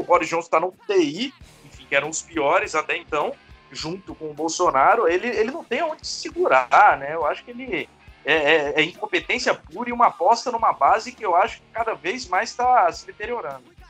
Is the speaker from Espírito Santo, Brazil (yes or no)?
yes; Vitória, Espírito Santo, Brazil; sou de Vitória, do Espírito Santo